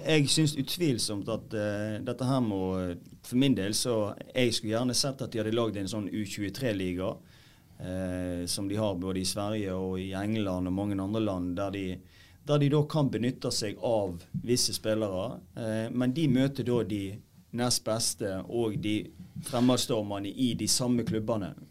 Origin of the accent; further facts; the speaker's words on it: Øygarden, Vestland, Norway; Jeg er fra Øygarden. Gamle Øygarden